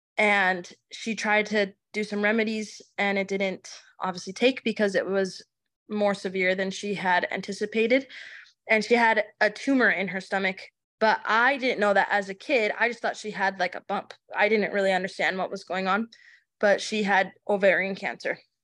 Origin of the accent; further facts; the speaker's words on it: Chandler, Arizona, United States; also born or lived in Chihuahua, Mexico; I grew up in Chandler, Arizona